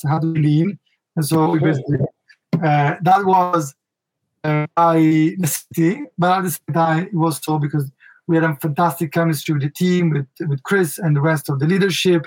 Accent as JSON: {"language": "English", "town": "Milan", "region": "Lombardy", "country": "Italy", "tie": "born or raised there", "accent": "Italian", "second_language": "English", "said": "I was raised in Milano"}